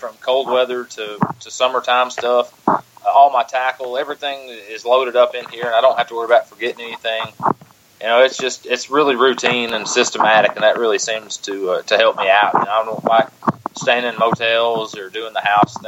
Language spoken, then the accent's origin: English; East Tennessee, United States; I'm from East Tennessee, so kind of our claim to fame is building a lot of flat-sided balsa crankbaits